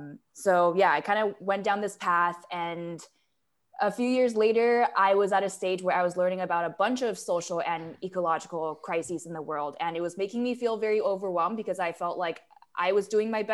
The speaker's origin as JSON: {"language": "English", "country": "Taiwan", "tie": "born or raised there", "said": "Yeah, so I'm a third culture kid. I was born and raised in Taiwan, but I sort of grew up in the city"}